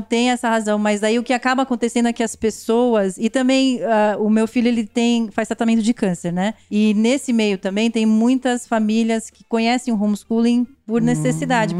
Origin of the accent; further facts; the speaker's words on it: Brazil; moved away; eu, como brasileira, eu valorizo muito a minha cultura